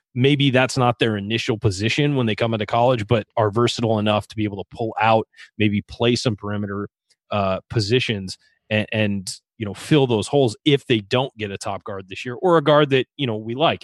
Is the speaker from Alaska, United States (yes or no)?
no; San Diego, California, United States; That's my hometown